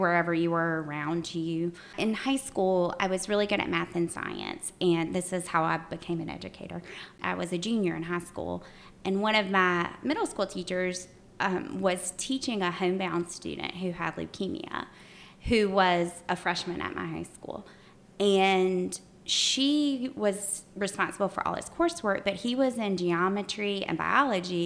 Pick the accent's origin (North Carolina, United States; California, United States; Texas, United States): North Carolina, United States; Graham; moved away as an adult; now in Greensboro, United States; I grew up in Graham, which was really, Alamance County's had significant growth